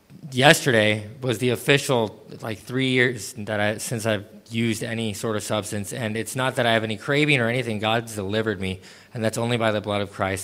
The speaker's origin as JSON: {"language": "English", "town": "Cape Town", "region": "Western Cape", "country": "South Africa", "tie": "born or raised there", "also_born_or_lived": "Los Angeles", "said": "Like he said, I'm 34 years old, and I was born in Los Angeles, California, and raised in Cape Town, South Africa. I moved around a lot growing up"}